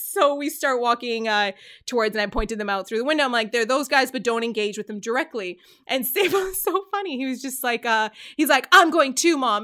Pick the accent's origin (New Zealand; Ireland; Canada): Canada; I'm from Canada